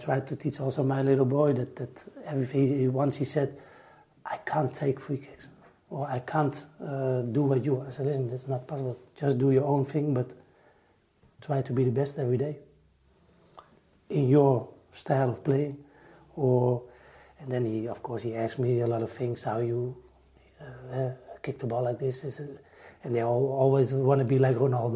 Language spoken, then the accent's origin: English; Netherlands; I'm from Holland